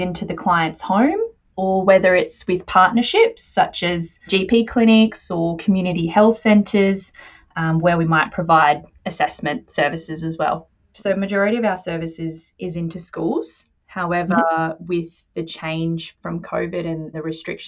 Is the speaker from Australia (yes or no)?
yes; Western Australia, Australia; moved away as an adult; now in New South Wales, Australia; I'm actually originally from Western Australia